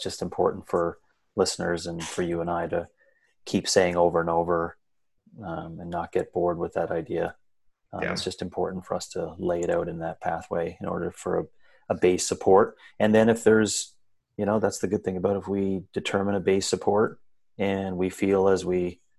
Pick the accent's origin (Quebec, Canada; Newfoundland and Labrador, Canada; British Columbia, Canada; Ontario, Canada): Newfoundland and Labrador, Canada; where I was born in raised in Northern Labrador